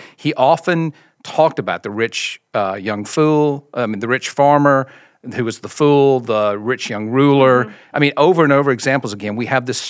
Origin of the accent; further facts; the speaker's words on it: Mississippi, United States; now in Austin, United States; So grew up in the Deep South in Mississippi, as you can tell by the accent. I still have a little bit of that accent. My wife Jennifer and I just moved to Austin, Texas 6 months ago.